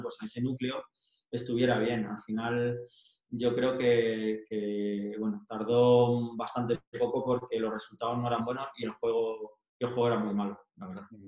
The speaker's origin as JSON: {"language": "Spanish", "town": "Leganés", "region": "Community of Madrid", "country": "Spain", "tie": "born or raised there", "moved": "as an adult", "said": "yo soy de Leganés"}